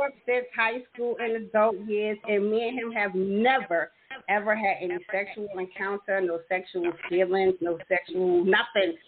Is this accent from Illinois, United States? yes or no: no; New York, United States; I'm from New York